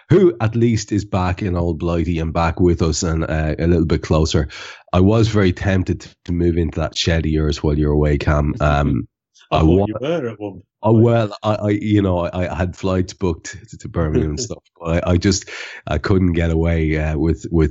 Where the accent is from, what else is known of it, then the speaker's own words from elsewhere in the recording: Ireland; as an Irishman